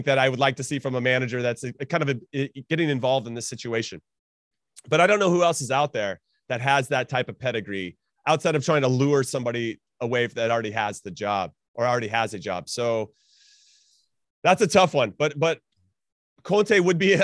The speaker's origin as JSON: {"language": "English", "country": "United States", "said": "as an American"}